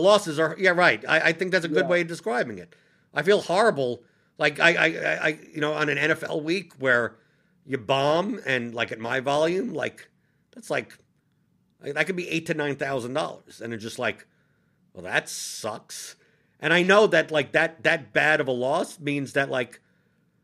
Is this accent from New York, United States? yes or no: yes; New York City, New York, United States; now in Louisville, United States; I'm originally from New York City